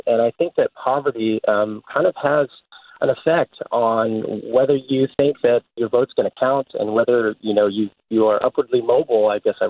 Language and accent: English; Sacramento, California, United States; now in San Francisco, United States; But I grew up poor in Sacramento